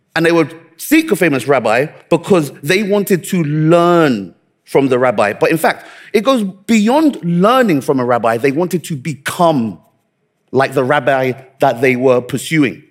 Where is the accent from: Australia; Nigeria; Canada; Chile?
Nigeria; I'm Nigerian